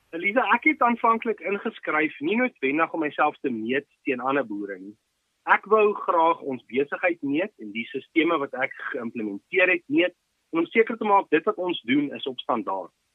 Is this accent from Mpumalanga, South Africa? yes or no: yes; Ermelo, Mpumalanga, South Africa; also born or lived in Potchefstroom; ek is gebore in Ermelo en ek het hier so groot geword.